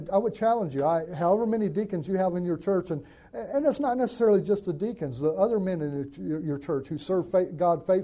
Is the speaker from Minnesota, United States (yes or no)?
no; Northwest Alabama, United States; moved away as an adult; now in California, United States; I grew up in Northwest Alabama